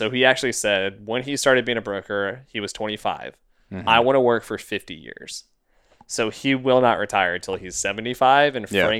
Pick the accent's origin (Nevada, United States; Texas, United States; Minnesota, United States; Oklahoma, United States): Texas, United States; ask us, and I guess we're rambling because we're Texan.